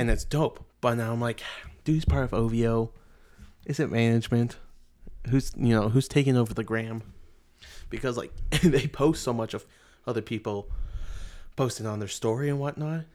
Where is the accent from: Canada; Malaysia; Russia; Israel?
Canada; we're from Canada